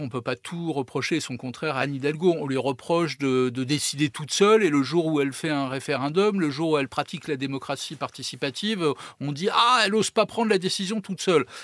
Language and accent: French; Paris, Île-de-France, France; Je suis parisien, je vis à Paris.